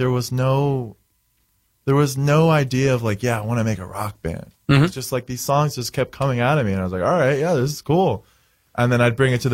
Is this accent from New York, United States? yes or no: no; Florida, United States; moved away; I grew up in Florida, so I always go to Florida.